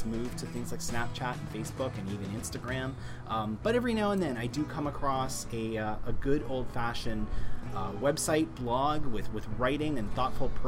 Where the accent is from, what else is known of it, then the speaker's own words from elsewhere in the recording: Toronto, Ontario, Canada; my hometown of Toronto